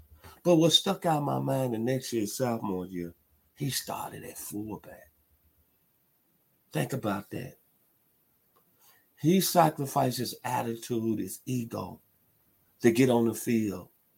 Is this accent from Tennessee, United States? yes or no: yes; Memphis, Tennessee, United States; in my hometown of Memphis.